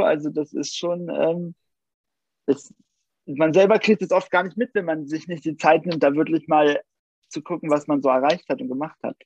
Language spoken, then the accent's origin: German; Nienburg, Germany; bei uns in Nienburg